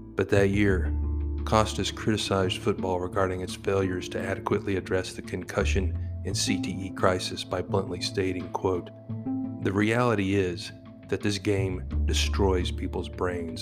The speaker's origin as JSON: {"language": "English", "region": "Texas", "country": "United States", "said": "my home state of Texas"}